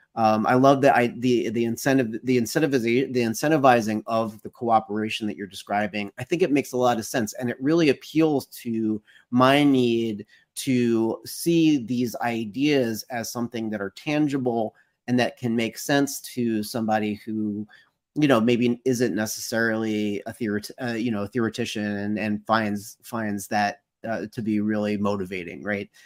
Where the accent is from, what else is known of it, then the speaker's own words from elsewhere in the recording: United States; I can speak as, as an American